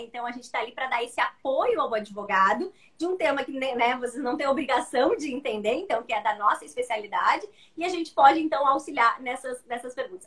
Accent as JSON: {"language": "Portuguese", "region": "Rio Grande do Sul", "country": "Brazil", "said": "Eu sou gaúcha, então eu falo que do Rio Grande do Sul"}